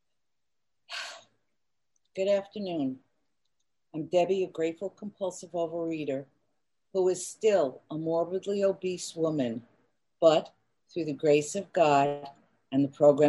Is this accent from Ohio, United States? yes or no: no; New York City, New York, United States; I grew up in Queens, New York